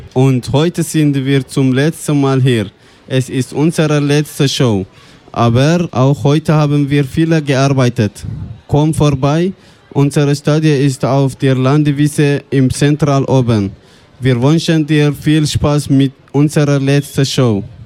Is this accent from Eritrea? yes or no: yes; Eritrea; German is a second language; now in Switzerland; ich komme aus Eritrea, ich bin 23 Jahre alt